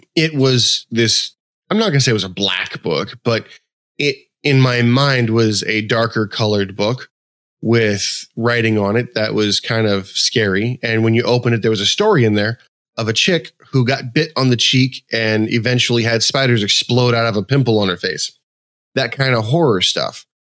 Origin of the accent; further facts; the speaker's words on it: West Coast, United States; moved away; I grew up on the West Coast.